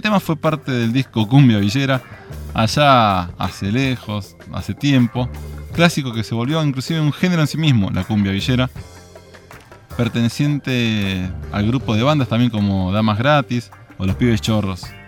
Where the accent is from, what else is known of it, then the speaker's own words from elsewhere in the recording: Argentina; ganamos como argentinos